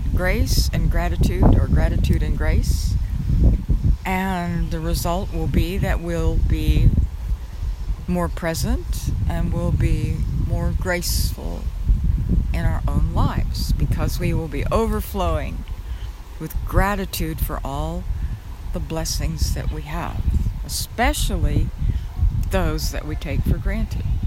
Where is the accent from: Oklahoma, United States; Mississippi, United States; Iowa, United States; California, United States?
Oklahoma, United States; I grew up in Oklahoma in an area that had a lot of tornadoes